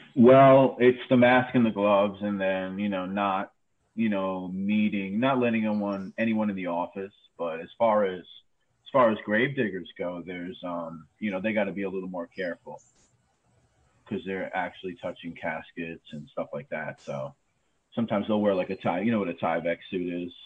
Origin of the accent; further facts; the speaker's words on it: New York City, New York, United States; also born or lived in Brooklyn; I grew up in Queens, man. Uh, I was born in Brooklyn. I grew up in Queens